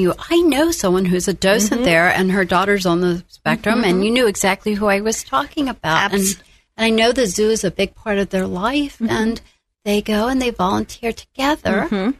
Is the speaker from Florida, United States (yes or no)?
yes; Tampa, Florida, United States; I grew up in Tampa.